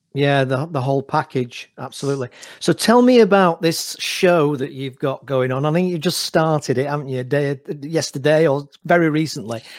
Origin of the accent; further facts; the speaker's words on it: Manchester, North West England, United Kingdom; I'm Mancunian myself, so I'm in Manchester at the moment